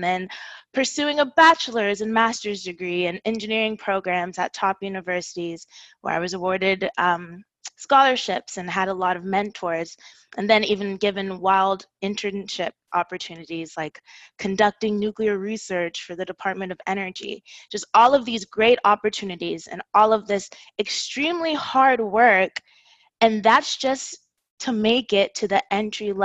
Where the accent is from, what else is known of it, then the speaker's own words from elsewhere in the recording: Houston, Texas, United States; I was born in Houston